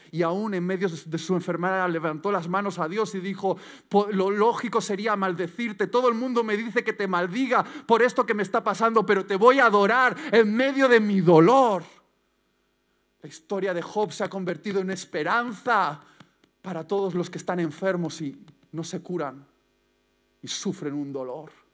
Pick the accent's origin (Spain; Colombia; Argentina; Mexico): Spain; Basque Country; como buen vasco